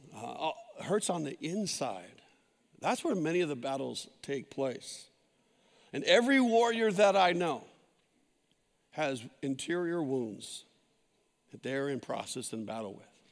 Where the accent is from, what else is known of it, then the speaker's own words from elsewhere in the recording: San Jose, California, United States; where we grew up in San Jose